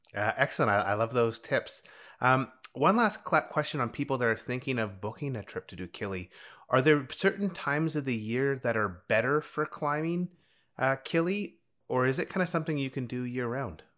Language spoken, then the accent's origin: English; Canadian Rockies, Canada; growing up in the Canadian Rockies